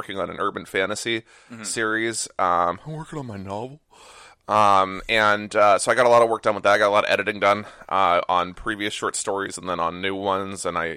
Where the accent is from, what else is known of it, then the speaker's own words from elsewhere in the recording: Northern California, United States; also born or lived in Arizona; now in New Jersey, United States; I grew up in Northern California